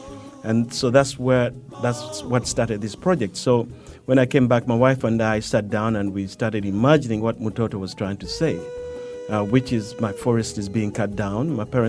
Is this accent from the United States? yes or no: no; Uganda; it goes back to growing up in Uganda where we lived right next to a big forest. My grandfather had a house right next to a big forest